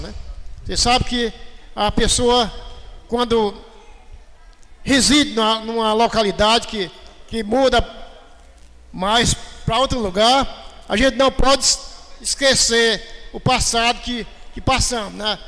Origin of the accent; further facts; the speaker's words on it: Meruoca, Ceará, Brazil; also born or lived in Palestina, Meruoca; esse tempo que eu passei aqui junto com vocês, na infância